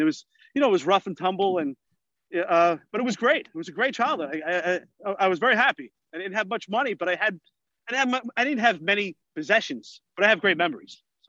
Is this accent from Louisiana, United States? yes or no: no; New York City, New York, United States; I grew up mostly in Staten Island and Brooklyn.